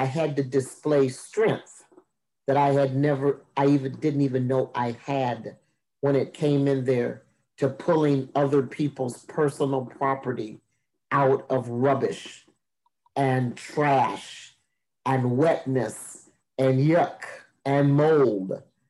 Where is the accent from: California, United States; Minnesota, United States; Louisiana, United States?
Minnesota, United States; Minneapolis; also born or lived in Oklahoma / Texas; I am from Minneapolis, Minnesota, by way of Oklahoma and Texas.